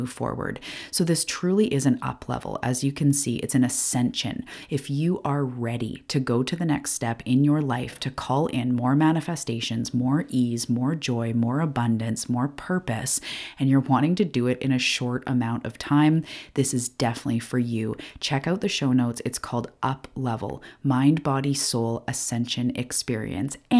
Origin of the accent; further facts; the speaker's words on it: Canada; I'm a Canadian